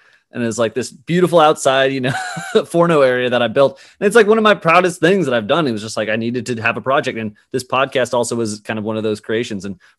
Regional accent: Boston, Massachusetts, United States; I'm originally from Boston. My mom's also from LA, so I don't have the Boston accent.

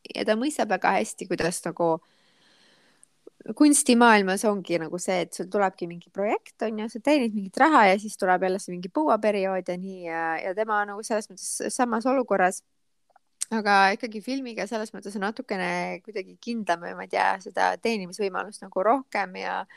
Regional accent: Rakvere, Lääne-Viru County, Estonia; Rakveresse, kus ma pärit olen

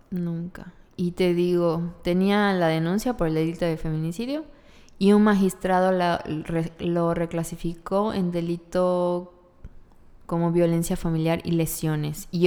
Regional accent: Yucatán, Mexico; las yucatecas no hacemos eso

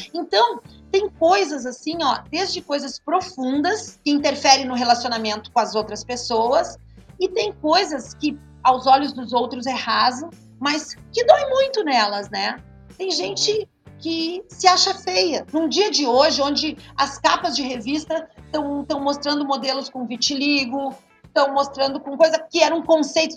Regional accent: Montenegro, Rio Grande do Sul, Brazil; moved away; also born or lived in Taquara; E eu sou de Montenegro, morando em Taquara

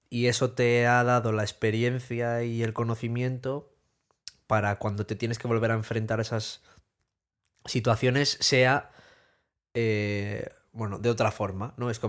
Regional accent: Spain; somos españoles.

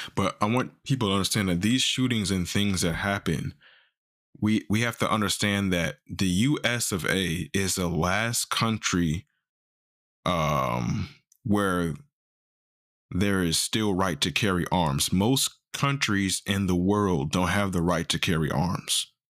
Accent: Missouri, United States; I'm from Missouri.

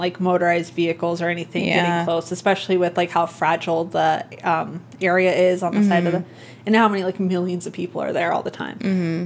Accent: Las Vegas, Nevada, United States; I'm from Vegas.

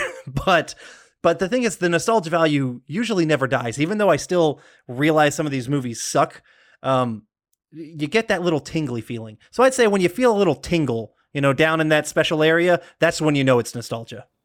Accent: Des Moines, Iowa, United States; also born or lived in Georgia, United States; now in LaGrange, United States; I was born in Des Moines, and so the Iowa Cubs, which was, uh, a, an offshoot of the Chicago Cubs, I, I grew up, uh, watching some of their games live

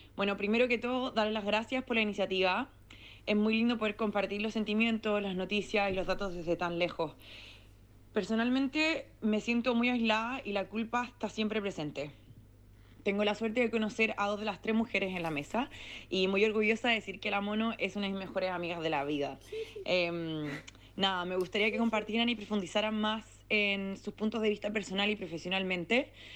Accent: Santiago, Santiago Metropolitan Region, Chile; moved away as an adult; now in Melbourne, Australia; nacida y criada en Santiago de Chile. Llevo cuatro años fuera

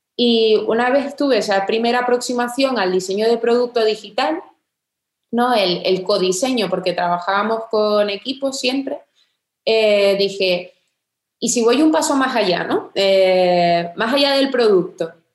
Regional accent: Tenerife, Canary Islands, Spain; moved away as an adult; also born or lived in England; soy de Tenerife

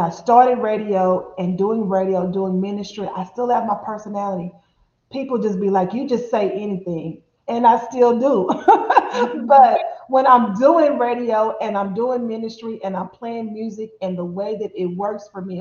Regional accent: Dallas, Texas, United States; I'm born and raised in Dallas, Texas

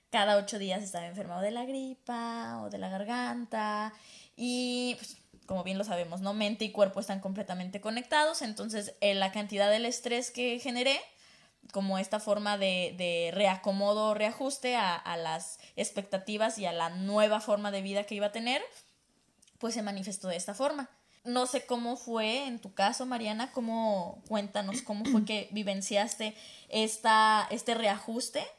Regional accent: Guadalajara, Jalisco, Mexico; moved away as an adult; now in Toronto, Canada; En Guadalajara somos bien exagerados.

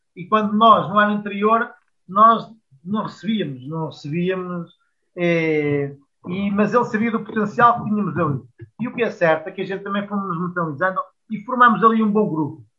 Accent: Coimbra, Centro, Portugal; also born or lived in Cambres; eu eh, nasci em Cambres, mas eu sou de Coimbra. Eu fui para lá com muito, para muito cedo, naquela altura em que da nossa adolescência começam a fazer os primeiros amigos

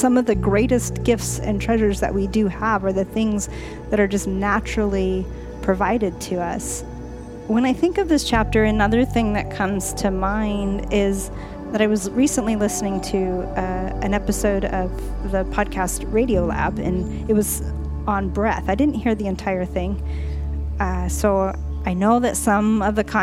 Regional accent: Southern California, United States; I grew up in the Southern California area

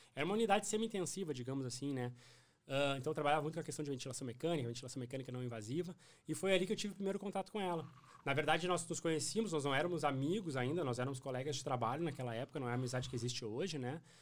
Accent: Cachoeira do Sul, Rio Grande do Sul, Brazil; moved away as an adult; also born or lived in Porto Alegre; now in Santa Maria, Brazil; eu sou natural de Cachoeira do Sul

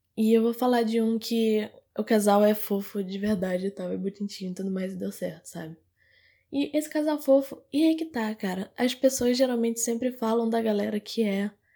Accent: Manaus, Amazonas, Brazil; eu sou de Manaus

